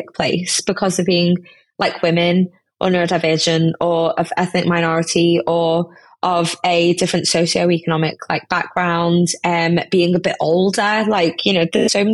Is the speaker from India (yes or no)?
yes; India; now in United Kingdom; I'm an Indian woman